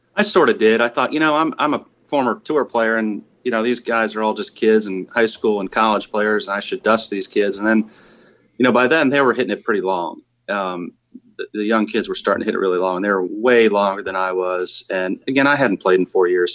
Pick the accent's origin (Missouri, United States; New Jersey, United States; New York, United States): New Jersey, United States; I was from New Jersey